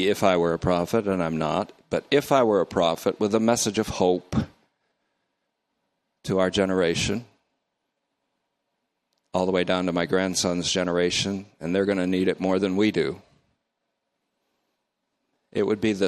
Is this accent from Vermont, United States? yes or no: yes; North Bennington, Vermont, United States; now in Oakmont, United States; I grew up in North Bennington, Vermont